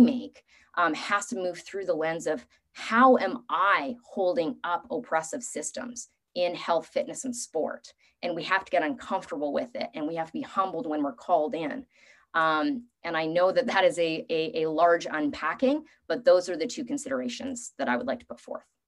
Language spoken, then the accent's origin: English; Canada; also born or lived in Vancouver; As a Canadian